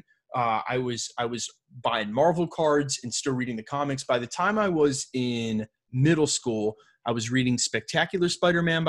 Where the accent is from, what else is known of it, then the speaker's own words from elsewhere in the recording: Long Island, New York, United States; the accent never goes away. I'm from Long Island